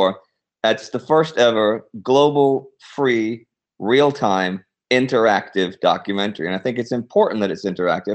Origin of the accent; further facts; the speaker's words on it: Texas, United States; I grew up in Texas